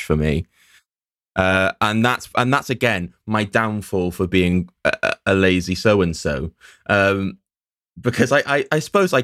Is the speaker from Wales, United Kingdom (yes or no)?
yes; Llanelli, Wales, United Kingdom; now in Cardiff, United Kingdom; Coming from Llanelli